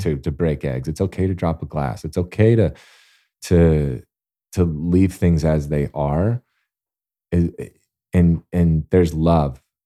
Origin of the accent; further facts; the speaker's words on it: Alabama, United States; I'm born and raised in Alabama